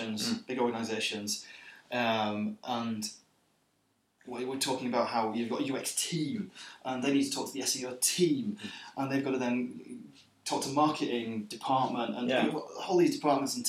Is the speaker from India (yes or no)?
no; England, United Kingdom; now in Sweden; an English person working in Sweden